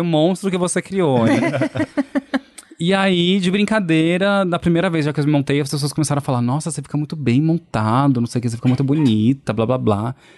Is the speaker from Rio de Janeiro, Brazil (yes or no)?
no; Poços de Caldas, Minas Gerais, Brazil; Eu sou de Poços de Caldas, interior de Minas Gerais